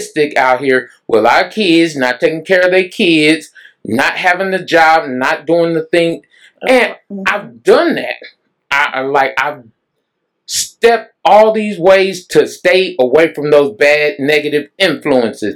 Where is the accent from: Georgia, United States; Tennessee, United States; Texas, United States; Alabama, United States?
Texas, United States; Dallas; also born or lived in Mesquite, Texas / Oak Cliff, Dallas; I grew up in Pleasant Grove, and I lived in Mesquite, then moved to North Dallas, then moved back to Pleasant Grove, then stayed in Oak Cliff